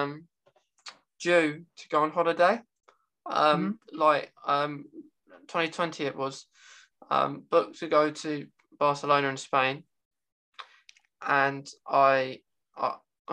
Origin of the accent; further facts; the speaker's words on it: United Kingdom; over in the UK, we don't have states, we have like cities and towns